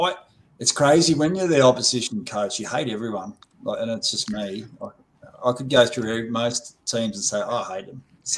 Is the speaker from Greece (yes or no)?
no; Australia; now in New Zealand; I'm Australian